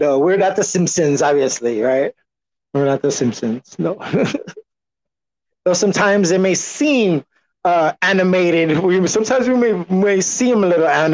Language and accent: English; San Antonio, Texas, United States; I am from San Antonio, but we never had a professional team all my life.